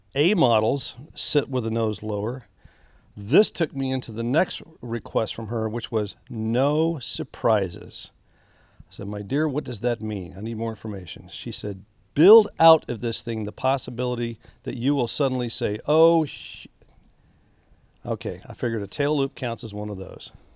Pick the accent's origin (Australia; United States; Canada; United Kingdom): United States; Harlingen, Texas; I was raised in Harlingen, Texas